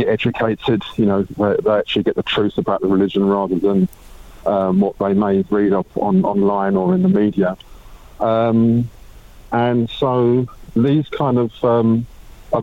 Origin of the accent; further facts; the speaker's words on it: United Kingdom; I'm British